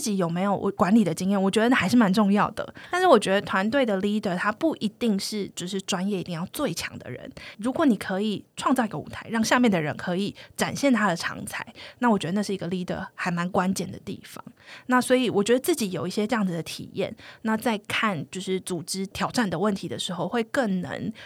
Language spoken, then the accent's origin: Chinese; Taiwan; moved away as an adult; also born or lived in United States; 我是从小台湾土生土长嘛，然后就到了美国